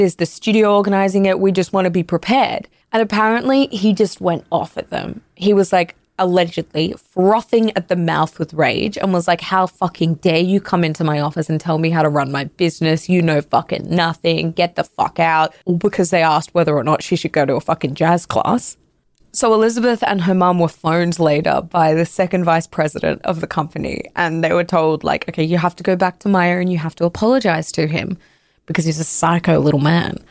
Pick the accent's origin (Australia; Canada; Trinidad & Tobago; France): Canada; I'm Canadian